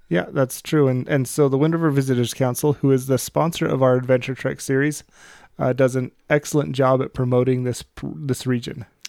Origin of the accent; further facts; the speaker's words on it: Lander, Wyoming, United States; I grew up in Lander